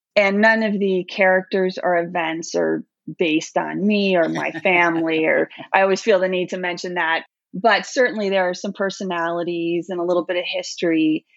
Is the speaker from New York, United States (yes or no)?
yes; New York, United States; moved away; I grew up in New York, but I left there uh, quite a while ago